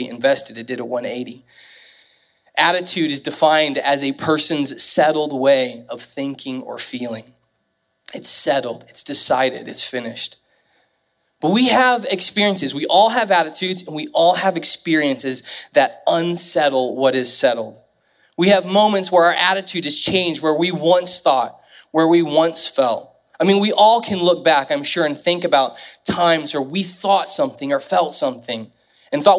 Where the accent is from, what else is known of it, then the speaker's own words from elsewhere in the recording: Kansas City, Missouri, United States; moved away as an adult; now in St. Louis, United States; I grew up in the Kansas City area, and so I moved here in 2003